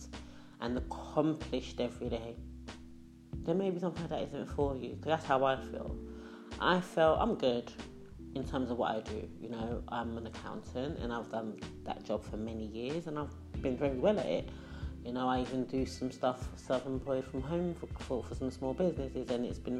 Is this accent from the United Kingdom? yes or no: no; Ghana; moved away; When I was younger, I grew up in Ghana